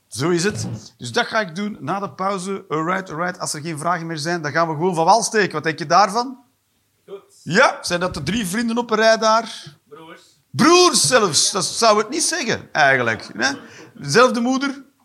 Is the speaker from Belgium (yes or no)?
yes; Belgium; moved away; also born or lived in Eindhoven / Netherlands; als Belg